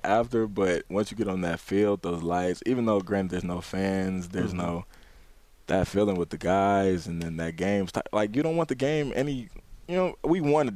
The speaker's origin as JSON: {"language": "English", "town": "Ypsilanti", "region": "Michigan", "country": "United States", "said": "I'm from Ypsilanti, Michigan"}